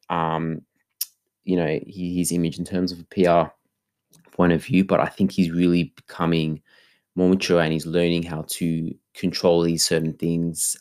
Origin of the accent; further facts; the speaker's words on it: Australia; also born or lived in Melbourne; for being Australian